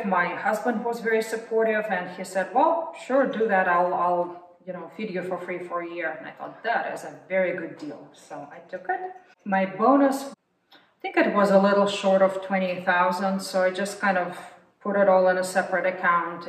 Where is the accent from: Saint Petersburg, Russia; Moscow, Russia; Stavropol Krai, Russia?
Moscow, Russia; also born or lived in Texas; now in United States; I'm not from Texas, so I was born and raised in Moscow.